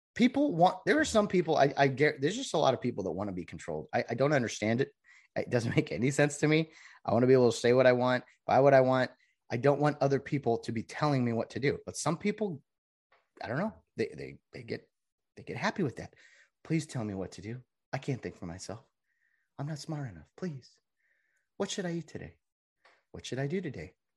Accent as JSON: {"language": "English", "region": "California", "country": "United States", "said": "I'm a Californian who wants outta here"}